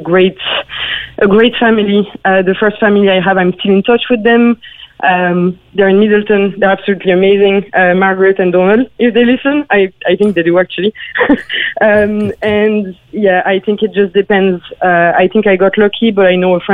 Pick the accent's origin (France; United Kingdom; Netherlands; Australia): France; southern France; moved away as an adult; also born or lived in Paris, France; now in Cork, Ireland; I was born in Paris, and then I moved to the south of France with my parents